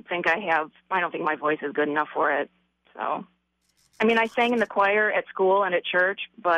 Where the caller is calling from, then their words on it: Royal Oak, Michigan, United States; Royal Oak, Michigan.